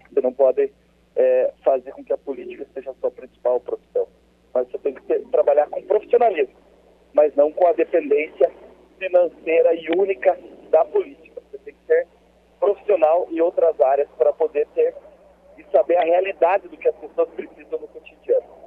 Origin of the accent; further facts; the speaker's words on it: Ponta Grossa, Paraná, Brazil; eu sou natural de Ponta Grossa, tenho 34 anos